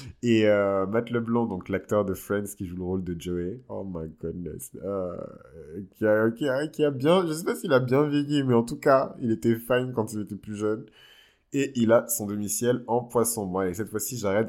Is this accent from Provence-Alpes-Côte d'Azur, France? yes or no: no; Bordeaux, Nouvelle-Aquitaine, France; je suis de Bordeaux